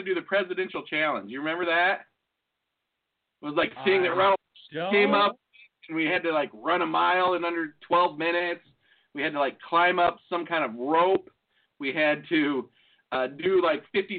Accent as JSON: {"language": "English", "area": "near Notre Dame", "region": "Indiana", "country": "United States", "tie": "born or raised there", "also_born_or_lived": "Austin, Texas", "said": "where I grew up, well, where my dad grew up too, in Indiana, there used to be, like, it's close to Notre Dame"}